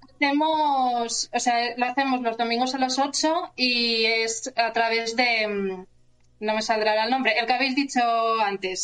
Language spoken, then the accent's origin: Spanish; La Rioja, Spain; moved away as an adult; also born or lived in Alicante / Madrid / Barcelona; now in Santiago de Compostela, Spain; me fui luego a La Rioja, que, ahí conocí luego a, Andrea